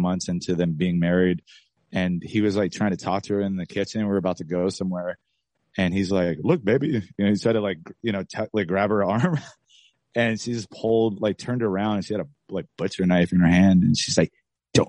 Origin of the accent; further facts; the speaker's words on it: Lancaster, California, United States; I grew up in Lancaster